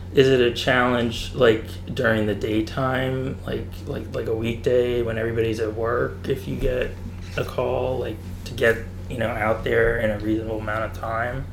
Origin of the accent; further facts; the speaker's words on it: Fountain Hill, Pennsylvania, United States; Fire Chief Derek Richmond from Fountain Hill, which is also my hometown